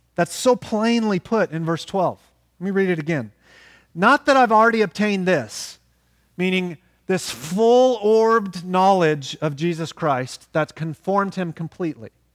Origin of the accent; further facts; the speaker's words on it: Oklahoma, United States; moved away; we're from Oklahoma